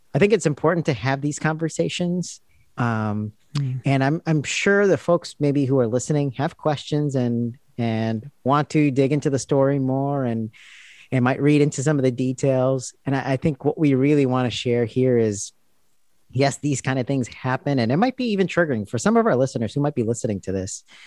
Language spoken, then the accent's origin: English; India; I'm speaking as an Indian Christian